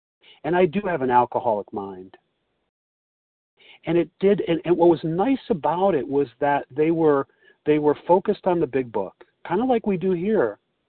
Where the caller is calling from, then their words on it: Chicago, Illinois, United States; This is …, and I'm recovered today from Chicago.